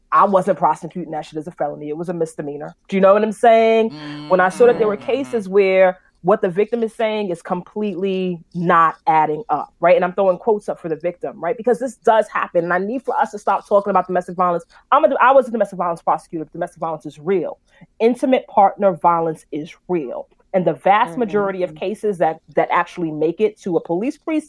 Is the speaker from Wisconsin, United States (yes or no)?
no; New York City, New York, United States; I'm from Brooklyn